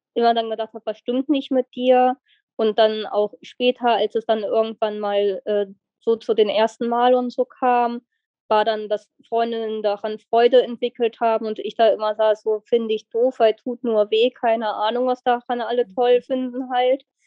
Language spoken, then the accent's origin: German; near Wolfsburg, Lower Saxony, Germany; Ich komme aus der Nähe von Wolfsburg